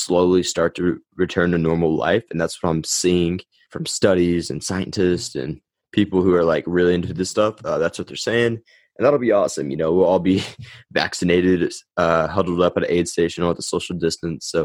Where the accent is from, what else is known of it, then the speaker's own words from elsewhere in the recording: United States; Put it on in my hometown.